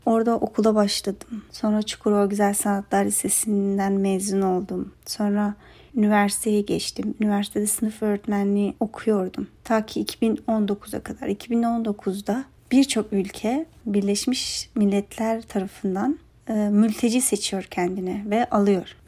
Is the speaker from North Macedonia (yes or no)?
no; Afghanistan; Turkish is a second language; also born or lived in Turkey; now in United States; 23 yaşındayım. Afganistanlıyım. Şu an Amerika'da yaşıyorum. Burada iç mimarlık okuyorum. Aynı zamanda çalışıyorum. Amerika'dan önce Türkiye'de 12 yıl yaşadım. Türkiye'ye ailemle 2008'de kaçak geldik.